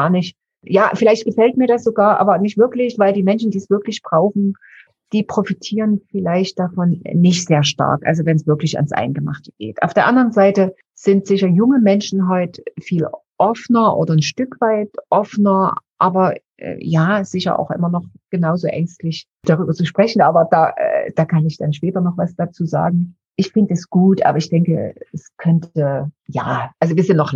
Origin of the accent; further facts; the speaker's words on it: Dresden, Saxony, Germany; Also ich bin in Dresden geboren, bin dort aufgewachsen, fünfköpfige Familie, also drei Geschwister.